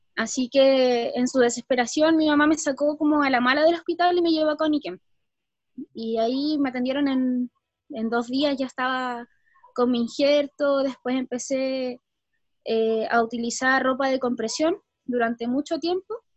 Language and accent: Spanish; Santiago, Santiago Metropolitan Region, Chile; Cuando era pequeña, nosotros vivíamos acá en Santiago